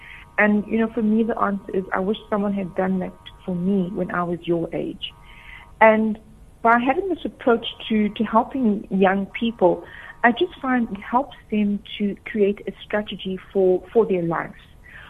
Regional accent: Durban, KwaZulu-Natal, South Africa; So my background is I'm actually from Durban, from a community called Sydenham. And growing up, I went to St. Anne's Catholic Church.

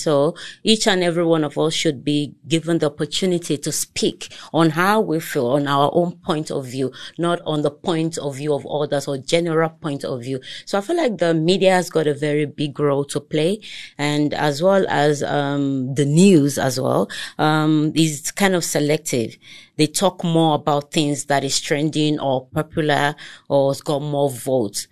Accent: Lagos, Nigeria; first language Togolese; English is a second language; moved away as an adult; now in South Africa; I grew up there, I schooled there throughout my educational, uh, stage

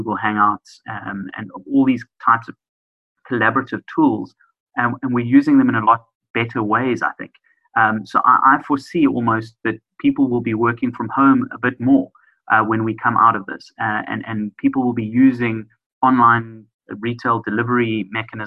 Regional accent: South Africa; as a South African society, we're definitely geared towards that.

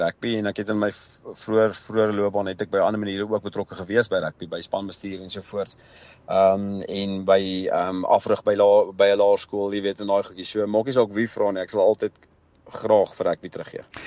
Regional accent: South Africa; ek's 'n groot Suid-Afrikaner

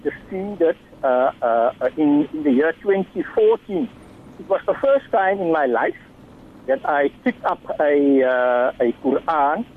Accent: Simon's Town, Western Cape, South Africa; I grew up in Simonstown

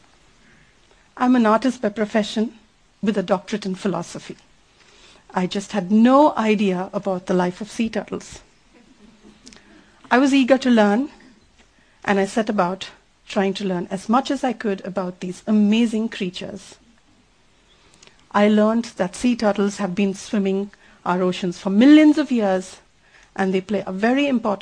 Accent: Chennai, Tamil Nadu, India; I come from Chennai, a rapidly growing city in South India

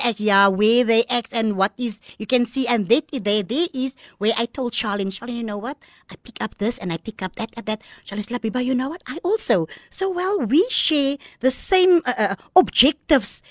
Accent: Malmesbury, Western Cape, South Africa; first language Afrikaans; English is a second language; moved away; also born or lived in Kraaifontein; I was born in Mamasbury

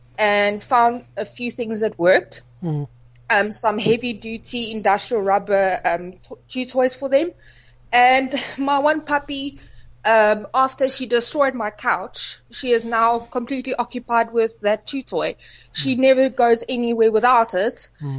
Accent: Johannesburg, Gauteng, South Africa; now in Nelspruit, South Africa; I'm not from Nelspruit originally. I came from Joburg, so I bought this house because I was able to keep dogs here.

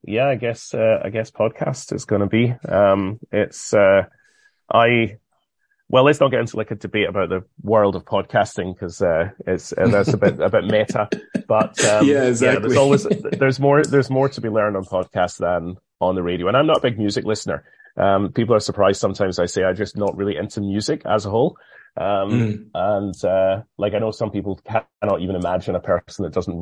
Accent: United Kingdom; Being British

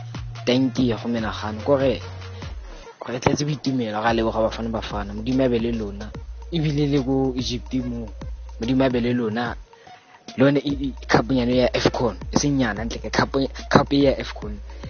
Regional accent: South Africa; we're from South Africa.

